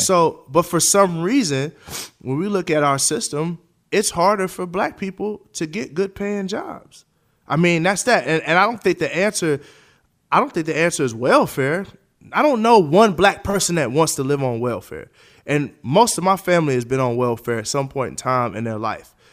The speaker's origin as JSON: {"language": "English", "country": "United States", "tie": "born or raised there", "said": "As a taxpayer, as an American, I was born here. I don't know nothing else but America."}